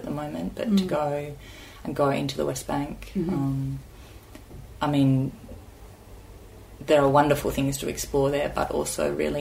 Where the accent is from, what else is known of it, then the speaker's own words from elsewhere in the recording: Australia; I grew up in Australia with some... a fair bit of time spent in kind of rural Australia at cattle yards